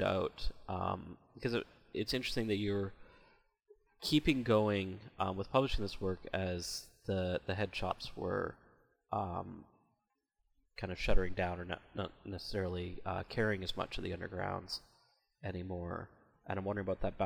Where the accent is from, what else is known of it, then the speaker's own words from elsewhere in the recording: Canada; being Canadian